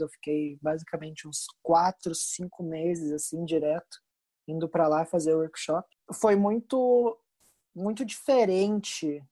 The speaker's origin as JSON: {"language": "Portuguese", "region": "Rio Grande do Sul", "country": "Brazil", "said": "eu sou do Rio Grande do Sul"}